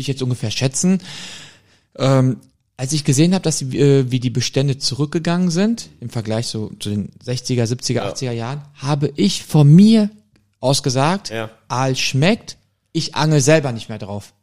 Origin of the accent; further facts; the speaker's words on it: Germany; ich bin aber in Deutschland geboren, meine ja. Mutter auch schon in Deutschland geboren